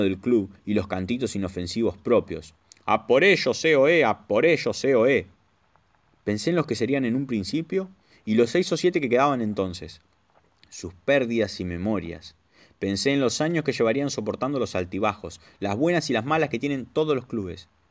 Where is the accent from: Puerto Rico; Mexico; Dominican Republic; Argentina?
Argentina; now in Spain